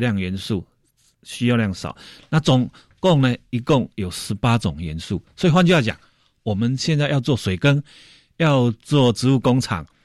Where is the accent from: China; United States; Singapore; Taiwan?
Taiwan; Taipei; 我们台北人